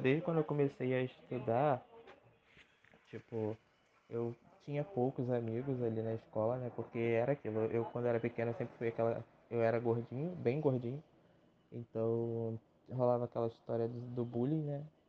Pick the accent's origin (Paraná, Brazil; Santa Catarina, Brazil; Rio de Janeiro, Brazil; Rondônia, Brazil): Rio de Janeiro, Brazil; sou nascido e criado no Rio de Janeiro